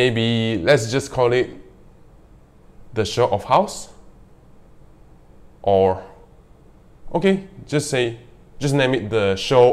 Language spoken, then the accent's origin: English; Malaysia; English is a second language; in our country, Malaysia, in my country, Malaysia